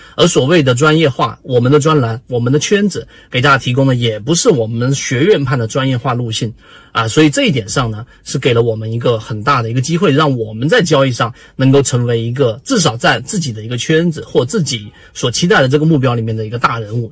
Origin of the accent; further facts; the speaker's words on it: China; 我们中国人的传统的教育里面啊，就是你要向谁谁谁一样